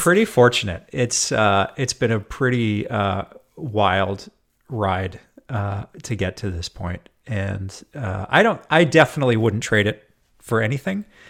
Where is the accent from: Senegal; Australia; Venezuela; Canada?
Canada; Edmonton, Alberta; also born or lived in Jasper, Alberta; now in Seattle, United States; I'm born and raised in Edmonton, Alberta. So not all that far from Seattle, where I'm based now.